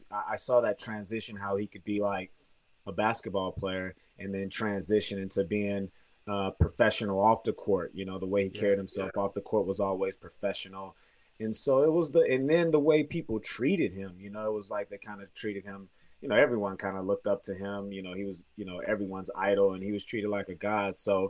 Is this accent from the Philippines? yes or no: no; Germany; moved away; also born or lived in Katy, Texas; I'm from Houston, Texas. Actually, Katy, Brookshire, Texas, which is a suburb like 30 miles out of downtown Houston. And I actually grew up in Germany. I moved to Germany when I was 5 or 6 years old.